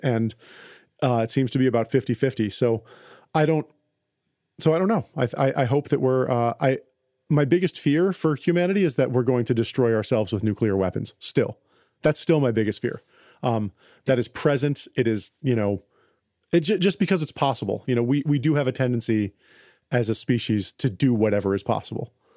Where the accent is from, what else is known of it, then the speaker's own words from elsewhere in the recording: United States; I'm an American. I live in a materialistic culture